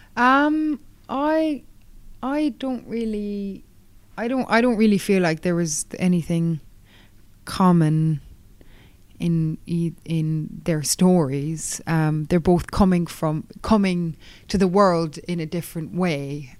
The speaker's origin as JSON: {"language": "English", "area": "Kerry", "region": "Munster", "country": "Ireland", "tie": "born or raised there", "said": "my hometown in Kerry"}